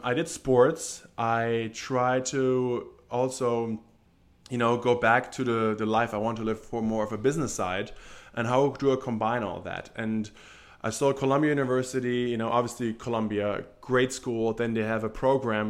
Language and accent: English; Germany; moved away as an adult; growing up in Germany